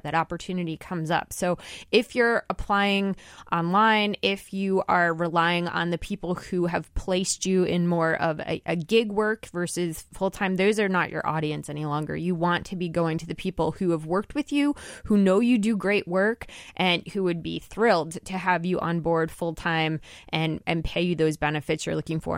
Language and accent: English; New Jersey, United States; from New Jersey, my home state